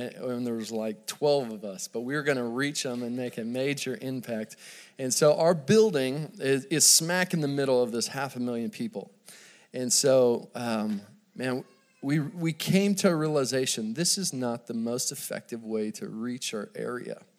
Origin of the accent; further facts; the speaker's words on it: Dallas, Texas, United States; I grew up in Dallas, Texas.